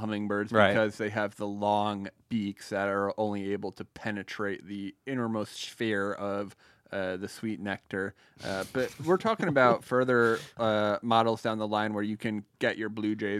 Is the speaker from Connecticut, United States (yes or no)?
yes; Hamden, Connecticut, United States; moved away as an adult; now in West Coast, United States; we're on the West Coast right now, but growing up in Hamden